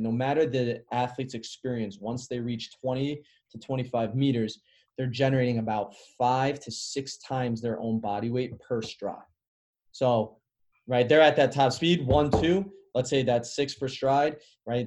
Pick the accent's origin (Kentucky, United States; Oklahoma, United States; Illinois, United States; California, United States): Illinois, United States; Chicago; moved away; also born or lived in Carmel, Indiana; I grew up in the Midwest, which is a little different. So I grew up in Chicago. I moved to Indiana, and then I played at a really competitive high school